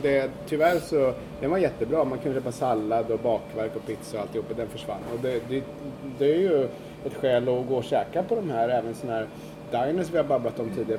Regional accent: Sweden; now in New York, United States; som svensk

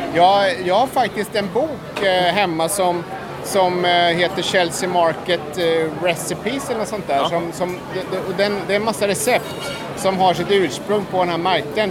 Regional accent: Sweden; hemma i Sverige

